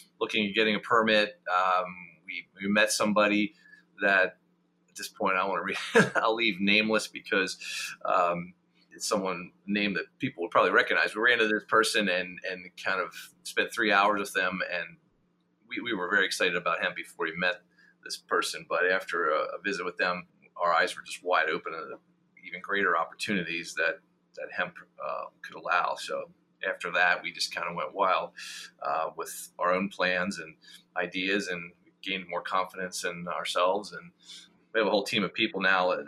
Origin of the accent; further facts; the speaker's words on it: Lancaster, Pennsylvania, United States; also born or lived in York County, Pennsylvania; I'm originally from Lancaster. Grew up on a dairy farm